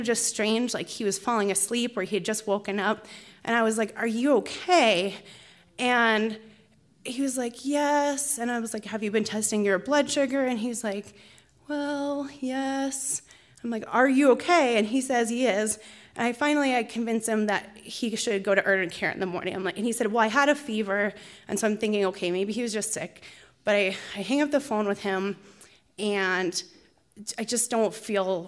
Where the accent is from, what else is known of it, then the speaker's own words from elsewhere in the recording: Pennsylvania, United States; moved away; I grew up in Pennsylvania